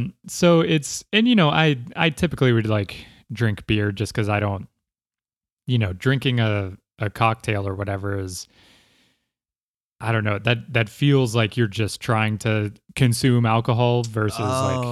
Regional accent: Ireland; You know, I had always just blamed it on being Irish, like being able to not have a hangover.

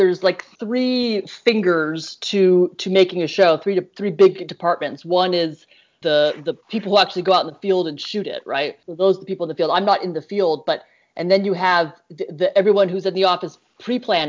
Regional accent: East Coast, United States; now in California, United States; Bailey and I are both from the East Coast

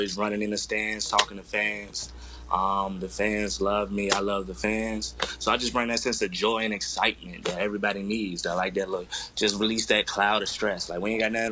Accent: Portsmouth, Virginia, United States; moved away as an adult; also born or lived in Iowa; I'm from Portsmouth, Virginia, a town in Virginia, of course

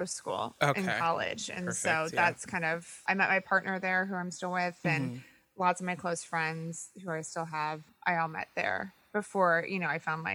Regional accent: Elkhart, Indiana, United States; also born or lived in Chicago; I was born in Chicago, and I grew up in Elkhart, Indiana

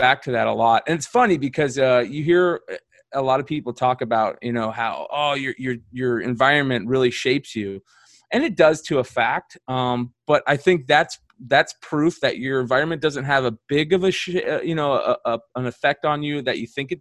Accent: Arizona, United States; also born or lived in Nevada; we moved out here when I was like 5 or 6. So I've been out here for, you know, as long as I can remember.

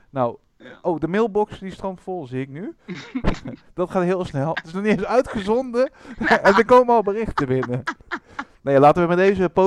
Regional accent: Alkmaar, North Holland, Netherlands; Eh, ik kom uit Alkmaar

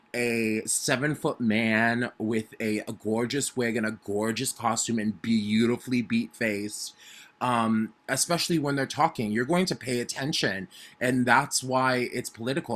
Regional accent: Arizona, United States; moved away as an adult; also born or lived in New York; I was born and raised in Arizona, and I grew up as a little kid who loved theater a lot

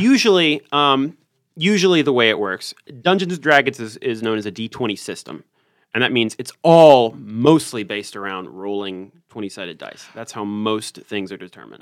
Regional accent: Richmond, Virginia, United States; I'm from Richmond, Virginia

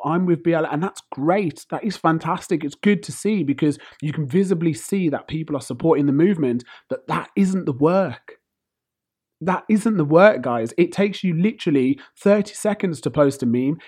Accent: United Kingdom; I'm British born and bred

